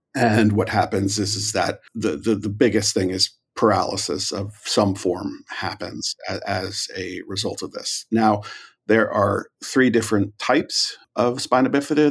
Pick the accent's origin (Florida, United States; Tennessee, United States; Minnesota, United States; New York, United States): New York, United States; moved away as an adult; also born or lived in Galway, Ireland; now in Hollywood, United States; I'm from New York uh, originally